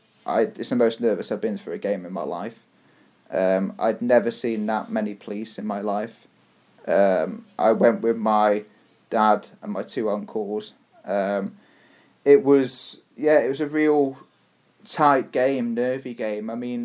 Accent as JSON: {"language": "English", "region": "England", "country": "United Kingdom", "said": "That's another reason why I'm a self-loathing Englishman."}